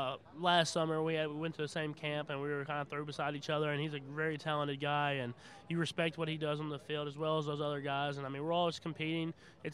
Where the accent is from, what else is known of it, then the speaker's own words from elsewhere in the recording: Tyler, Texas, United States; I was born in Texas, and Tyler, Texas, and that's where I lived, but I traveled around everywhere.